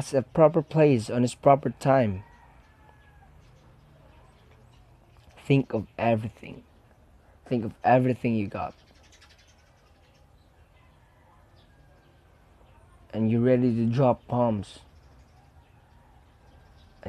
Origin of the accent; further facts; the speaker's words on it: Philippines; I am a Filipino. Filipinos are caring people.